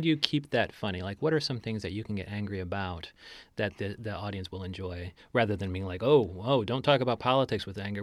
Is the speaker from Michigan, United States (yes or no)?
no; Chicago, Illinois, United States; moved away; my hometown of Sho, Chicago, Illinois